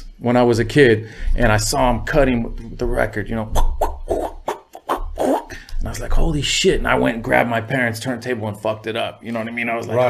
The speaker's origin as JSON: {"language": "English", "town": "Huntington Beach", "region": "California", "country": "United States", "tie": "born or raised there", "said": "I was raised in Huntington Beach, Orange County."}